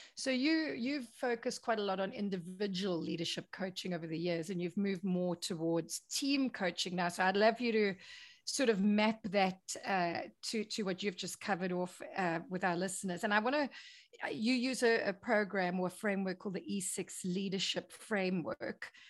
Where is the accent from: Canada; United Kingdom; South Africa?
South Africa; I'm South African